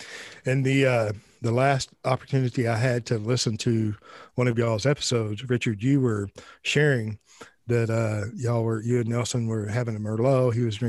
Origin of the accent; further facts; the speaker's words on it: Ireland; Well, I'm Irish as well. I don't drink.